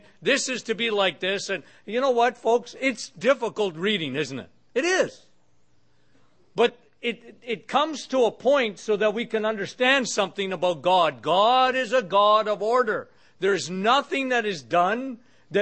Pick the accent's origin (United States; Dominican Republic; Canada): Canada; I'm from Canada